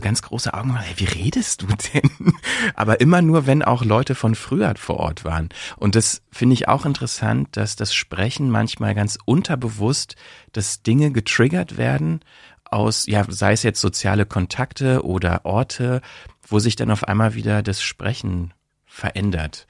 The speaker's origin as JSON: {"language": "German", "region": "Brandenburg", "country": "Germany", "tie": "born or raised there", "also_born_or_lived": "Bielefeld", "accent": "Berlin dialect", "moved": "as an adult", "lives_now": "Berlin, Germany"}